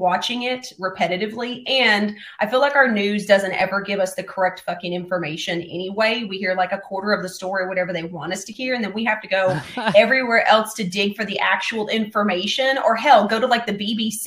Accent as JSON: {"language": "English", "region": "Florida", "country": "United States", "tie": "born or raised there", "moved": "yes", "lives_now": "Tennessee, United States", "said": "I was born in Florida. I'm in Tennessee, so I am from the South."}